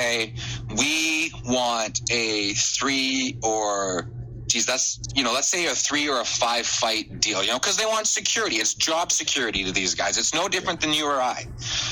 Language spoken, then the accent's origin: English; Canada; I'm Canadian